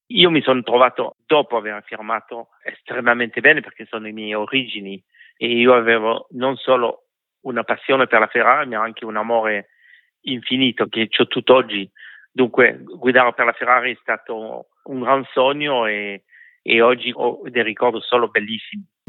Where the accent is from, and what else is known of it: France